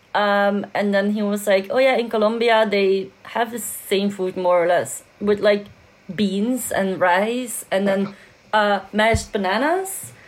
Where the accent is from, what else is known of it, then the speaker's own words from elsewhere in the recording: Belgium; I'm from Belgium